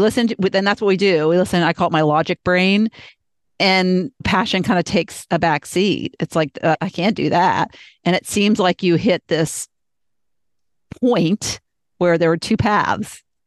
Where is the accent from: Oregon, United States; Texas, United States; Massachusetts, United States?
Massachusetts, United States; Boston; I was born in Boston